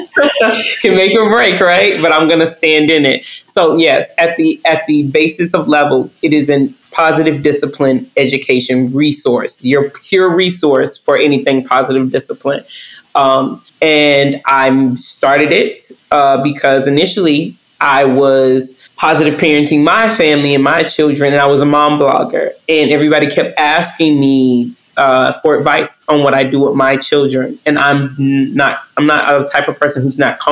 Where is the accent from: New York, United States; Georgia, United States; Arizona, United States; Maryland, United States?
Georgia, United States; Northwest; I'm from Northwest Georgia. Twerking is, we don't even really call it twerking. When I grew up, we called it booty shaking